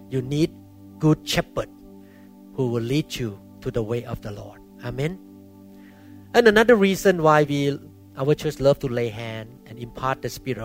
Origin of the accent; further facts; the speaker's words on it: Thailand; moved away; my background when I grew up in Thailand